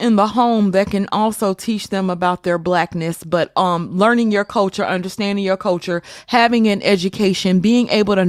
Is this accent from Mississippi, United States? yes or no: yes; Mississippi, United States; I grew up in Mississippi, for crying out loud.